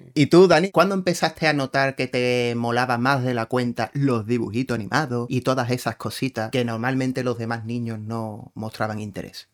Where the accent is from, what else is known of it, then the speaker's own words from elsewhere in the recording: Spain; como españoles que somos